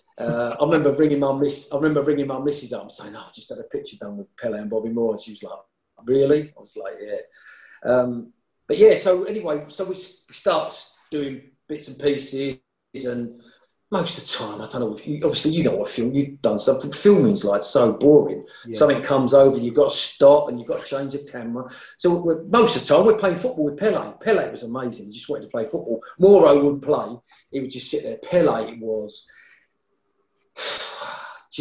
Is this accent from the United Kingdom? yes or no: yes; London, United Kingdom; I'm from East Ham